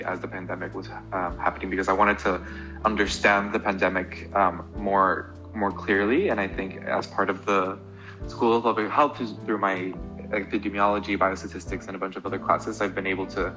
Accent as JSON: {"language": "English", "town": "Guatemala City", "region": "Guatemala Department", "country": "Guatemala", "tie": "born or raised there", "also_born_or_lived": "Atlanta, United States", "moved": "as an adult", "lives_now": "Boston, United States", "said": "I was born and raised in Guatemala City, Guatemala."}